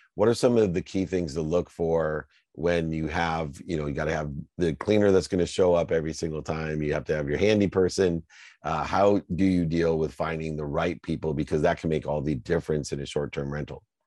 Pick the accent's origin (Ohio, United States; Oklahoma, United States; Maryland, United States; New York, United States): Ohio, United States; Akron; I grew up in Akron, Ohio, hearing from my single mom with six kids